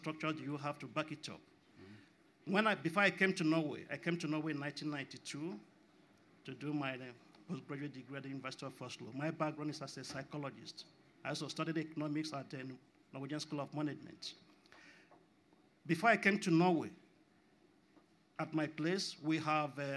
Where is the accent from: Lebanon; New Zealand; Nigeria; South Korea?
Nigeria; I come from Nigeria